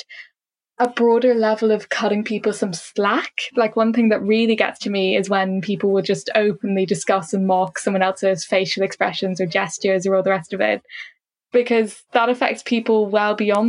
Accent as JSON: {"language": "English", "country": "Ireland"}